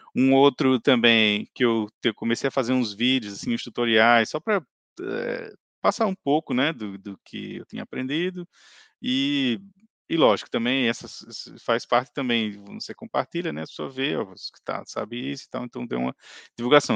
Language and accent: Portuguese; Natal, Rio Grande do Norte, Brazil; moved away as an adult; now in Ireland; eu sou de Natal. Eu cheguei aqui na Irlanda em maio de 2018